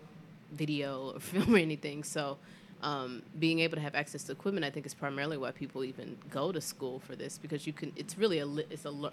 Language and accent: English; Greenville, South Carolina, United States; also born or lived in Atlanta, Georgia; now in Philadelphia, United States; I'm originally from Greenville, South Carolina